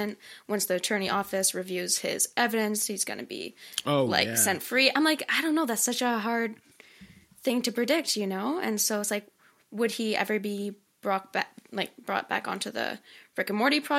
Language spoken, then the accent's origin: English; Canada; I'm from Canada